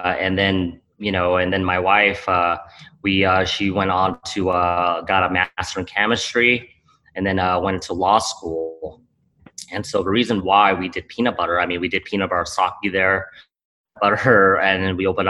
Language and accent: English; Cambodia; moved away; I was born in Cambodia